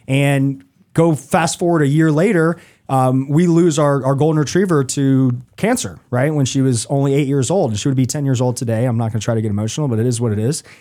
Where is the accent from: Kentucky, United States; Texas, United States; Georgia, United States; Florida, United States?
Georgia, United States; Atlanta; now in Charlotte, United States; growing up in Atlanta